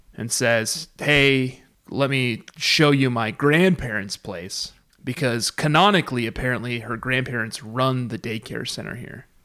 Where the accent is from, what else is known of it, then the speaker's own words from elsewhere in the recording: Fort Collins, Colorado, United States; in my hometown of Fort Collins, Colorado